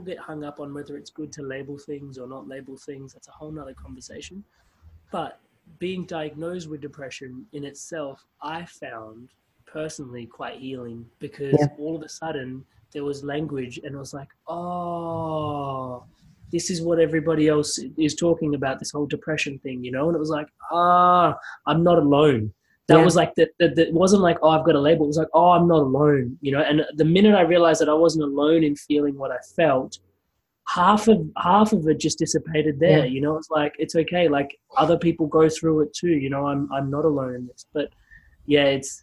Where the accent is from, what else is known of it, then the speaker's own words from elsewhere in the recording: Adelaide, South Australia, Australia; moved away as an adult; also born or lived in Queensland; I left Adelaide and I went to university in Queensland